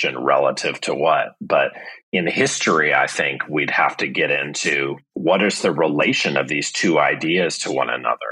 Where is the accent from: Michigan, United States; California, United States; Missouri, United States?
Missouri, United States; St. Louis; moved away; I'm from St. Louis, Missouri